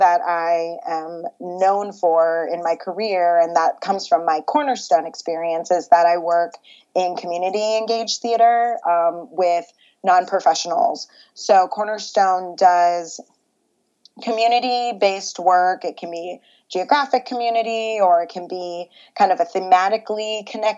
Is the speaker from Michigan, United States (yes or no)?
yes; Grand Rapids, Michigan, United States; moved away as an adult; also born or lived in Los Angeles; my hometown in Grand Rapids has a professional opera company